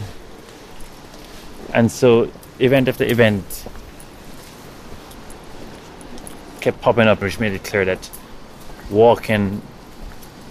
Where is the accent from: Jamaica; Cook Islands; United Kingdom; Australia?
Jamaica; accent: Jamaican; now in New York City, United States; my Jamaican accent